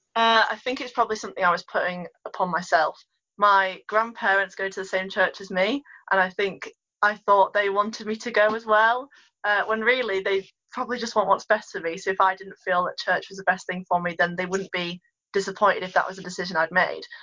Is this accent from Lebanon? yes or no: no; Ulverston, North West England, United Kingdom; live in Ulverston, have done my whole life